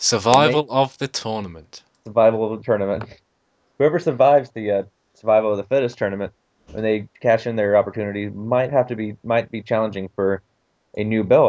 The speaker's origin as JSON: {"language": "English", "country": "United States", "said": "I'm a true-blooded American"}